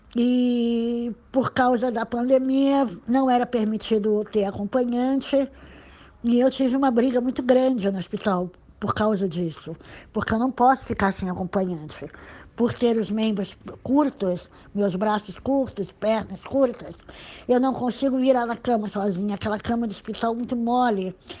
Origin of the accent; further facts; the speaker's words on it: Santos, São Paulo, Brazil; nasci em Santos em 1956